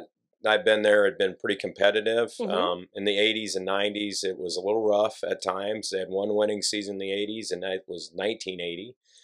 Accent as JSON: {"language": "English", "town": "Fullerton", "region": "Nebraska", "country": "United States", "also_born_or_lived": "Hastings", "lives_now": "Columbus, United States", "said": "I'm originally from Fullerton."}